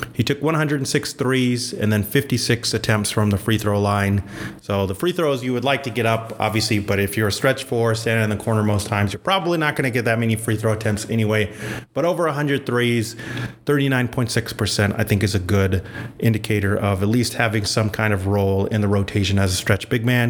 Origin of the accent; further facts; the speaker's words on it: Albuquerque, New Mexico, United States; I'm originally from Albuquerque, New Mexico.